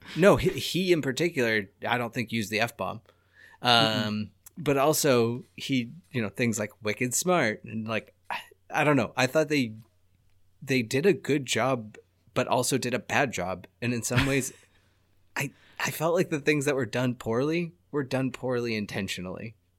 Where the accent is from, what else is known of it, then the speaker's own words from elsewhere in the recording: United States; I'm American.